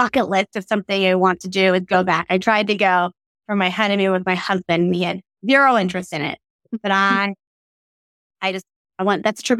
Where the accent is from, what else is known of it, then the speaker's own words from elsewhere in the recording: Australia; So I grew up living in Australia, and my family is originally from Mississippi.